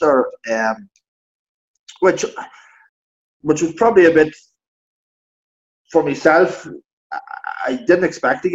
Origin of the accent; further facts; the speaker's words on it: Fermanagh, Northern Ireland, United Kingdom; I'm from Fermanagh